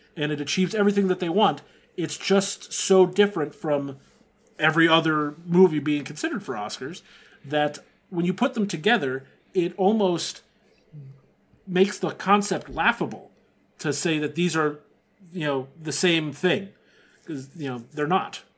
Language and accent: English; Texas, United States; growing up in Texas